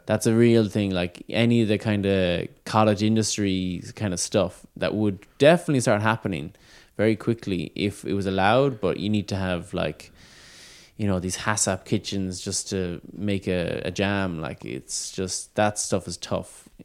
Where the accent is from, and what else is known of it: Ireland